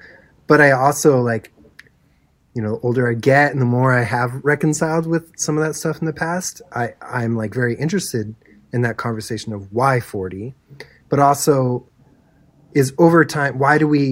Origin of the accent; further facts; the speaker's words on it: near Santa Cruz, California, United States; I grew up in California. My parents are from Milwaukee